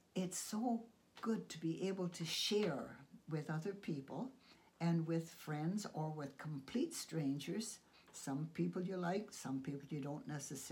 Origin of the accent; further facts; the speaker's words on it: Canada; being a Canadian